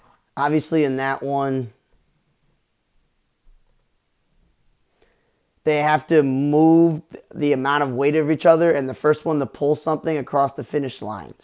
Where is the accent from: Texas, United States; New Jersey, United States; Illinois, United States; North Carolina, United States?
Illinois, United States; Chicago; I was raised in Chicago